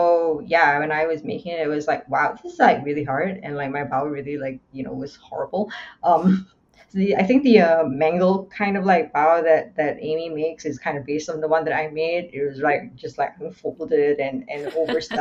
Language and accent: English; Singapore; now in Canada; I grew up in Singapore.